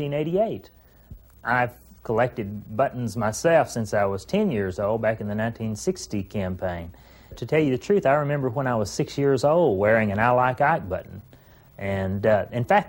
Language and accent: English; Gilmer, Texas, United States; my hometown of Gilmer, Texas